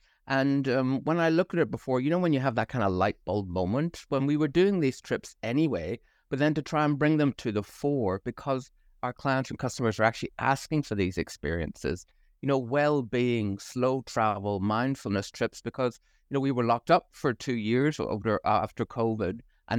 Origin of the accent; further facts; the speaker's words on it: Belfast, Northern Ireland, United Kingdom; moved away as an adult; also born or lived in Boston / Auckland; But originally, I'm from Belfast in Northern Ireland. And as all good Irish graduates do, you go off, and I moved to Boston. I fell in love with a Kiwi, ended up over in Auckland for 5 years